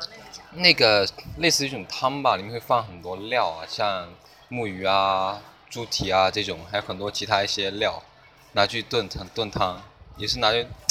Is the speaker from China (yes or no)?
yes; Fuzhou, Fujian, China; moved away as an adult; 福州，福建福州。